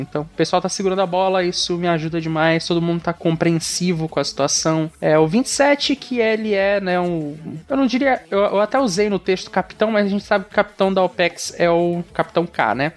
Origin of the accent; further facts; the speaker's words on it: Palmas, Tocantins, Brazil; eu sou de Palmas, Tocantins